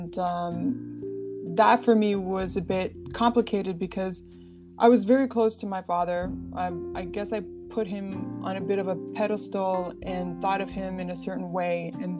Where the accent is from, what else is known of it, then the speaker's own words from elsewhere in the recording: Toronto, Ontario, Canada; born there; I was born here in Toronto. My parents were immigrants from Portugal.